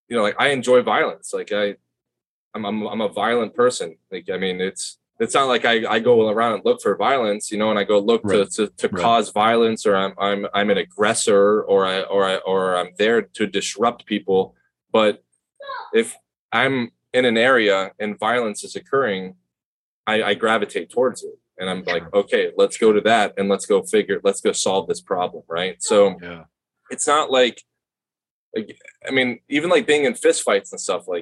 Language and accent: English; Palm Beach County, Florida, United States; Born and raised in Palm Beach County